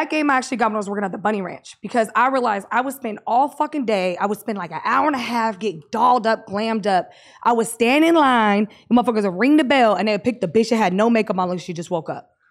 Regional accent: United Kingdom; Yeah, like they, they like I'm British, old, so like they yeah, like that.

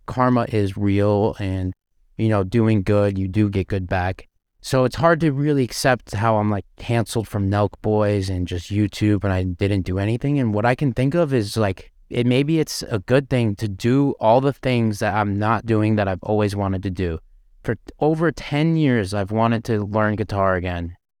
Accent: Canada; now in Las Vegas, United States; I'm a Canadian

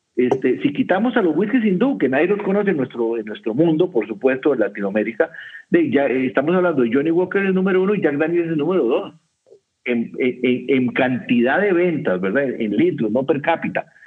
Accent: Costa Rica; aquí en mi país, en Costa Rica

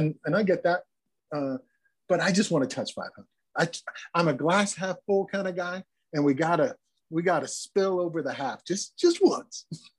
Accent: Missouri, United States; And I came from Missouri, and I was a Kansas City Royals fan, and I was an American League guy.

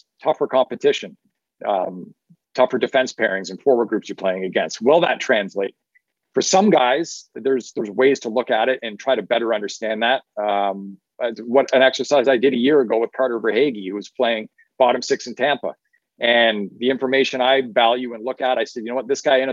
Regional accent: Ottawa Valley, Ontario, Canada; I come from the Ottawa Valley and up in Canada. And that's just like, you know, part of how us country folk out there talk.

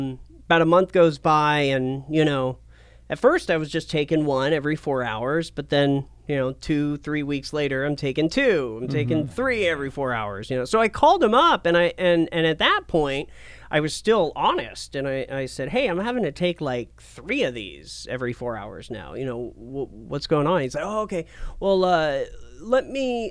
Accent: Portland, Oregon, United States; also born or lived in Asheville, North Carolina / New Mexico / Medford, Oregon; I grew up in Portland, Oregon

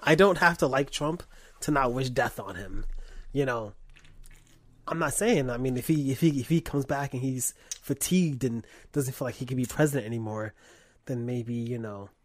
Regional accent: New York, United States; I'm from New York

